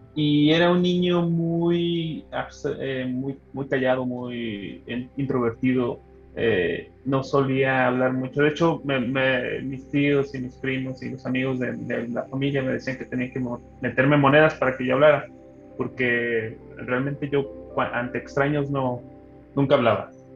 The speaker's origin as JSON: {"language": "Spanish", "town": "San Miguel de Allende", "region": "Guanajuato", "country": "Mexico", "tie": "born or raised there", "also_born_or_lived": "Jalisco", "moved": "as an adult", "lives_now": "Guadalajara, Mexico", "said": "soy originario de, un pueblito de aquí, cercano de aquí de, Estado de Jalisco, es de San Miguel de Allende, Guanajuato"}